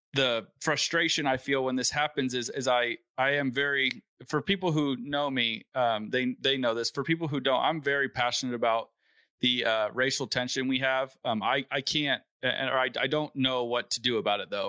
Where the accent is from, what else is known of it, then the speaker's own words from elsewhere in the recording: Valencia, California, United States; I grew up in Valencia, which is a pretty nice town